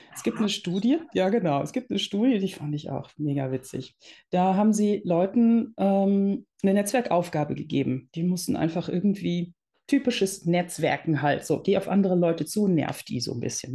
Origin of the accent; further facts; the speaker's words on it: Netherlands; now in Germany; ich bin gebürtige Niederländerin und wir sind irgendwann nach Deutschland gezogen